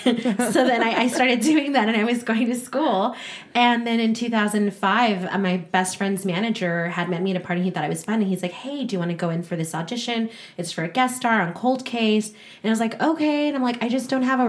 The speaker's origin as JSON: {"language": "English", "town": "Los Angeles", "region": "California", "country": "United States", "tie": "born or raised there", "also_born_or_lived": "Laredo, Texas", "said": "I would come back every summer. And then from 14 till 18, I lived in Laredo"}